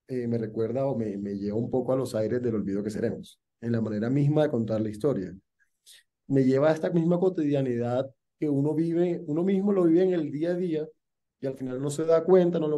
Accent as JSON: {"language": "Spanish", "area": "Costeño", "region": "Caribbean coast", "country": "Colombia", "said": "yo soy costeño."}